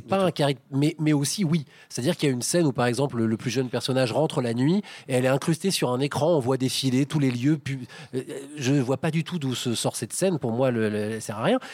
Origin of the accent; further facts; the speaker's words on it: Paris, Île-de-France, France; moi, en tant que Parisien